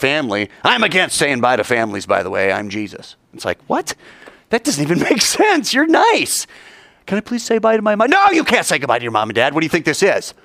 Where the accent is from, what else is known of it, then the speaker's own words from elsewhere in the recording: United States; we're American